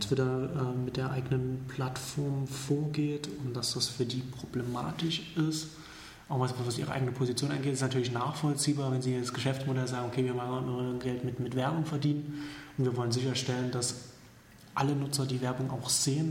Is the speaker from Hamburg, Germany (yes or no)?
no; Saxony, Germany; now in Berlin, Germany; aus meiner Heimat